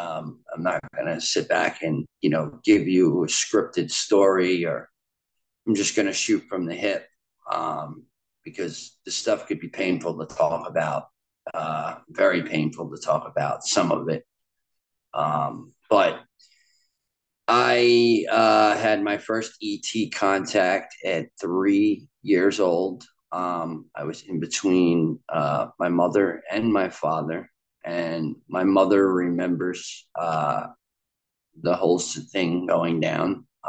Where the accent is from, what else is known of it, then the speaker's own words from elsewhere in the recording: Largo, Florida, United States; born there; also born or lived in Long Island, New York; But I was born in Largo, Florida in 1987. I ended up moving to Long Island, New York, to where my mother's family was currently living on the eastern end of Long Island.